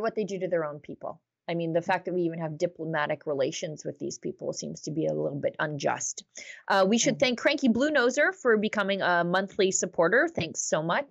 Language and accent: English; Alberta, Canada; As as an Albertan